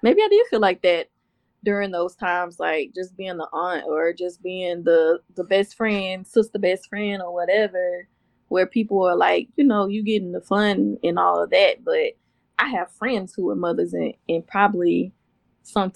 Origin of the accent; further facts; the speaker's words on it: Houston, Texas, United States; I'm from Houston. I say auntie. We say auntie